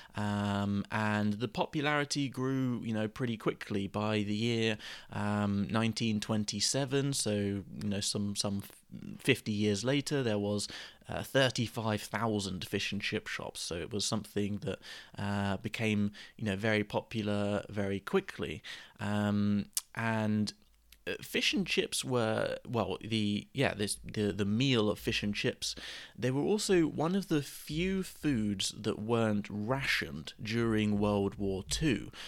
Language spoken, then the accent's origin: English; Gosport, South East England, United Kingdom; my local fish and chip shop where I grew up in Gosport